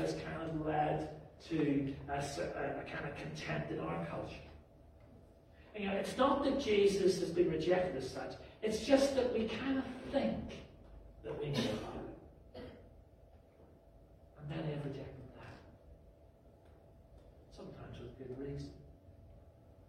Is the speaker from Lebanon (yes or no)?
no; Belfast, Northern Ireland, United Kingdom; moved away; growing up in Belfast